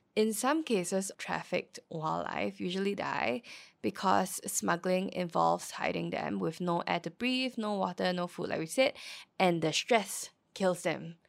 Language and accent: English; Singapore; I was born in Yishun